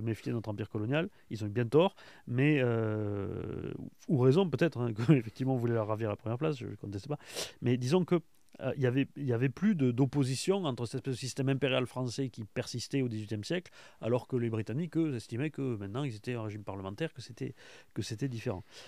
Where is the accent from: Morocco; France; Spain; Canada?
France; en tant que Français